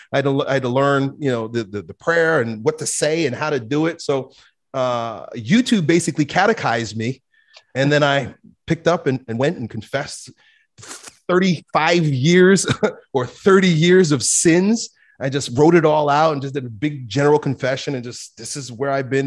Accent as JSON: {"language": "English", "country": "United States", "tie": "born or raised there", "said": "growing up in America"}